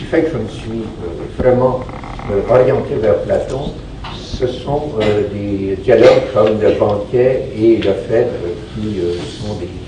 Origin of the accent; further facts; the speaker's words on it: Quebec, Canada; vous voyez peut-être à mon accent, je ne sais pas s'il euh, est encore euh, très fort. Je suis québécois, donc je suis né euh, ici en 1946.